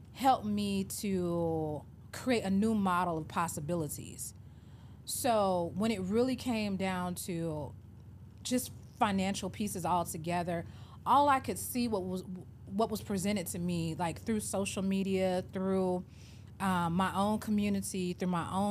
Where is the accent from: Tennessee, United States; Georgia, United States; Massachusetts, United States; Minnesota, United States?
Georgia, United States; Atlanta; moved away as an adult; also born or lived in Memphis / Miami; I grew up born and raised in Atlanta